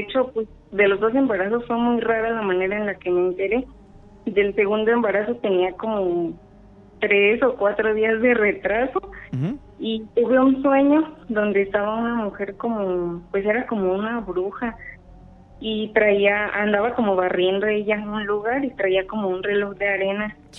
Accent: Morelia, Michoacán, Mexico; de Morelia.

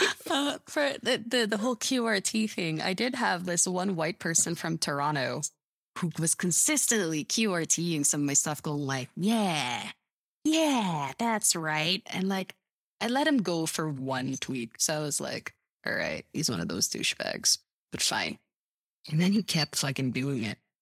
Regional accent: Philippines; me being a Filipina woman

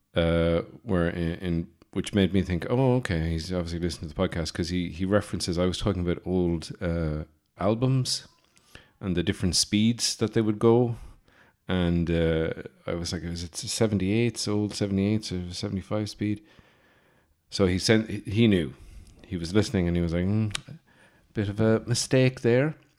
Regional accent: Birr, County Offaly, Ireland; I'm from Burr County, Offaly

